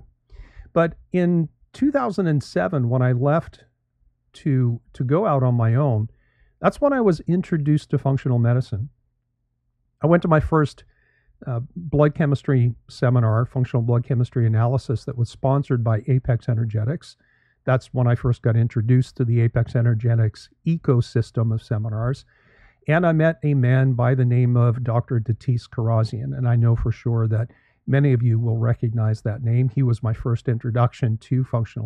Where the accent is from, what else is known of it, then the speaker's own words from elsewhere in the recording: Canada; moved away as an adult; also born or lived in Toronto, Canada / St. Louis, Missouri, United States / Florida, United States; now in United States; I am Canadian, born and raised there